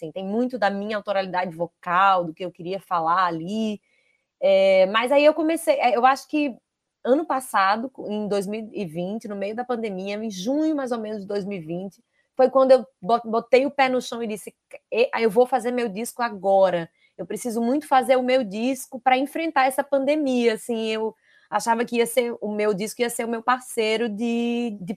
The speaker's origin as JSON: {"language": "Portuguese", "region": "Northeast Region", "country": "Brazil", "said": "eu sou nordestina, eu sou artista, se eu não for nesse barco, eu não sei para onde eu vou."}